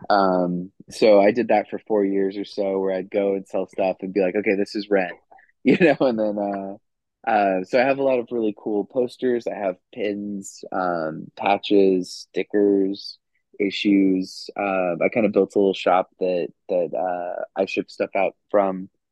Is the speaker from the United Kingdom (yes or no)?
no; Roswell, New Mexico, United States; I'm from Roswell, New Mexico